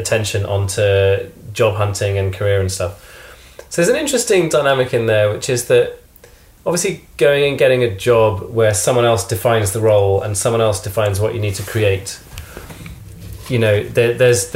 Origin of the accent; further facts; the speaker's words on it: United Kingdom; as a Brit